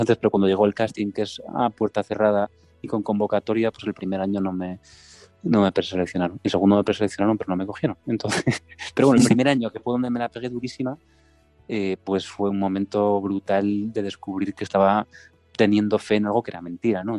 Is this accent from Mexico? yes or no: no; Santiago de Compostela, Galicia, Spain; also born or lived in Madrid; soy de, Santiago de Compostela, estoy viviendo aquí eh, ahora mismo luego he estado un montón de años en Madrid, desde los 19